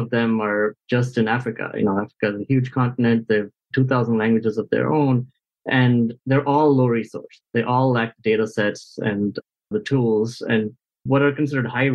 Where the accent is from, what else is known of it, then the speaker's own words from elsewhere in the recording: India; I'm actually from India